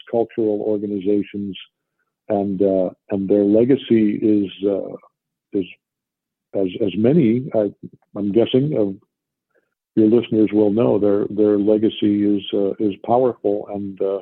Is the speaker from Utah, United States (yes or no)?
no; Columbus, Ohio, United States; moved away; also born or lived in Detroit, Michigan / Montana; when I was 10, our dad got an offer to go join the faculty at The Ohio State Univer